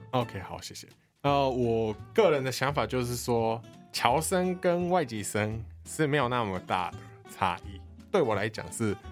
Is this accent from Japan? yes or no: yes; Japan; first language Japanese; Chinese is a second language; moved away as an adult; also born or lived in Taiwan; now in Kaohsiung, Taiwan; 我是来自日本的